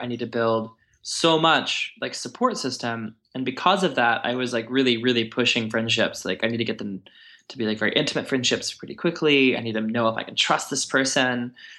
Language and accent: English; Texas, United States; moved away as an adult; I'm used to from Texas